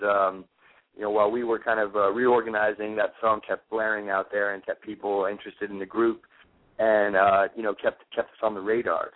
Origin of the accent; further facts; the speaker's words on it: Florida, United States; moved away as an adult; also born or lived in New Orleans, Louisiana; now in New York City, United States; my brother and I were both born in New Orleans, Louisiana. Uh, we grew up in Florida